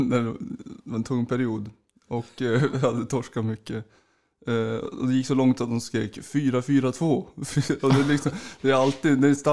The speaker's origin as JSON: {"language": "Swedish", "town": "Gävle", "region": "Gävleborg County", "country": "Sweden", "tie": "born or raised there", "said": "jag är född i Gävle?"}